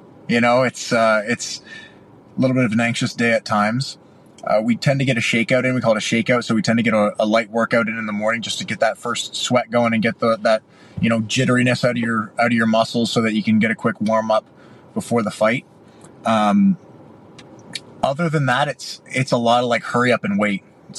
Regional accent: Canada; Well, you know, we're both Canadian kids, so I feel like every Canadian kid dreams of growing up and playing in the NHL.

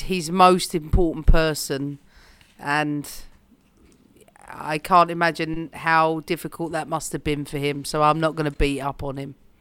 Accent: London, United Kingdom; for me as a Londoner

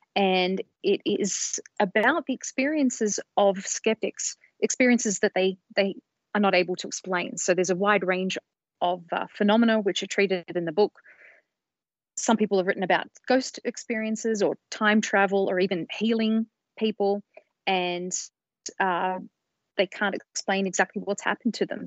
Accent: Sydney, New South Wales, Australia; moved away as an adult; now in United States; I come from Australia originally. I've been in the States for a couple of decades now, but where I grew up was in Sydney

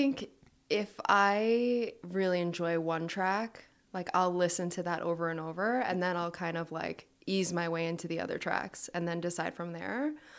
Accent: Long Island, New York, United States; And it's shocking because I'm like from Long Island. I'm a New Yorker.

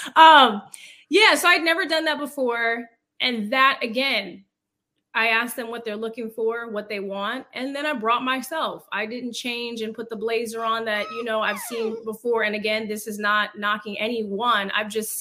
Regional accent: Fremont, California, United States; moved away as an adult; also born or lived in Hayward, California / Los Angeles; I grew up in Fremont

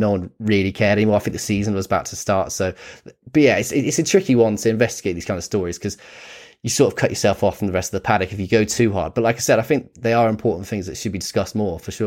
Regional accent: United Kingdom; growing up in Britain

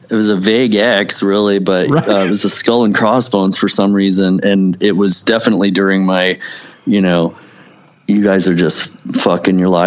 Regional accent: Missouri, United States; this is another thing that intrigues me about my hometown growing up, and it's in skating and all that um, it's funny because the town over the the college town Rolla

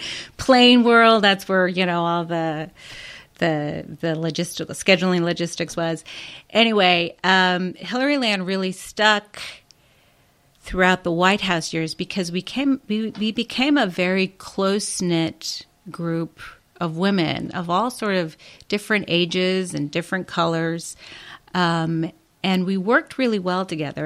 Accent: Chicago, Illinois, United States; I was born and raised in Chicago, but my parents immigrated to Chicago uh, in the early 1950s

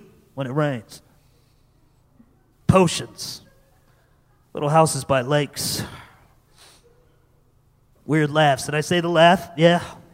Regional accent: Connecticut, United States; I grew up in Connecticut.

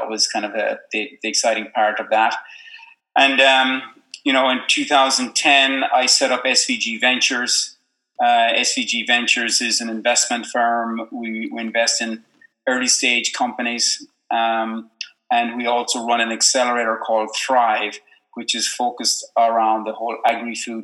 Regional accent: Ireland; now in Silicon Valley, United States; I being an Irishman living in Silicon Valley

